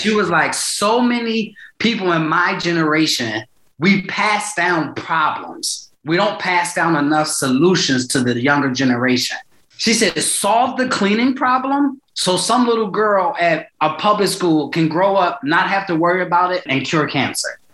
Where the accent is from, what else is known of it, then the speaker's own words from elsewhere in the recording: Philadelphia, Pennsylvania, United States; I'm from North, right by Temple's campus.